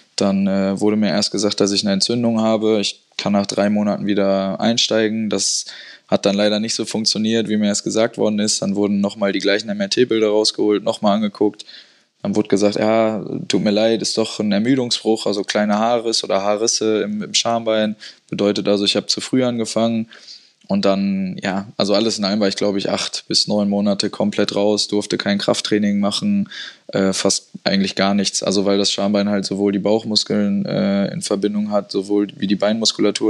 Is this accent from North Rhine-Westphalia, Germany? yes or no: yes; Dortmund, North Rhine-Westphalia, Germany; also born or lived in Herdecke / Witten; Ich bin in Witten aufgewachsen, habe aber fast meine ganze Teenagerzeit in Dortmund äh, verbracht, bin da zur Schule gegangen